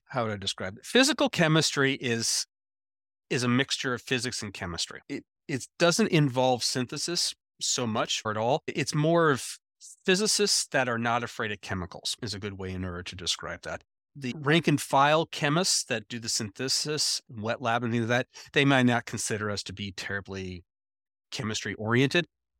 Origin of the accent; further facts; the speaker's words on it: Anchorage, Alaska, United States; born there; also born or lived in Nebraska / Iowa / Missouri; I was born in Anchorage, Alaska. I spent the first 6 years of my life in Anchorage, Alaska, and then I spent another five-ish years puttering around Nebraska, Iowa, Missouri a little bit